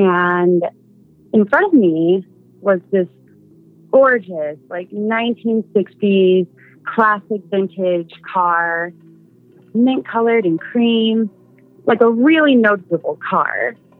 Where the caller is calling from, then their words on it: Seattle, Washington, United States; Hi. This is …, I'm from Seattle.